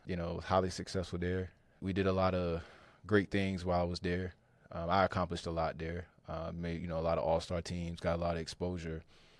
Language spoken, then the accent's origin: English; Fuquay-Varina, North Carolina, United States; So I'm originally from Fuquay Varina, North Carolina. Right here in the heart of the Triangle area. And I grew up playing basketball really most of my life.